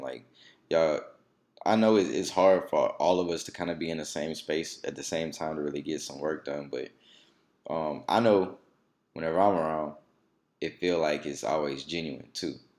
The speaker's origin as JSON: {"language": "English", "town": "Alexandria", "region": "Louisiana", "country": "United States", "tie": "born or raised there", "said": "coming from Alexandria"}